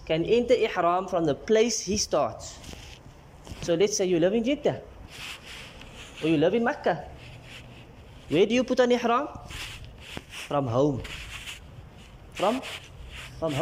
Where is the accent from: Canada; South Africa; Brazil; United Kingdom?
South Africa; we come from South Africa, we don't have a miqat for our country